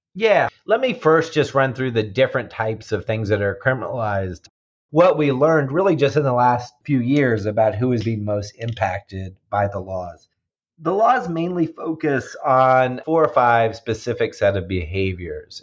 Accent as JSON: {"language": "English", "town": "Kansas City", "region": "Missouri", "country": "United States", "tie": "born or raised there", "said": "So, Missouri, I'm actually from Missouri. I grew up in Kansas City"}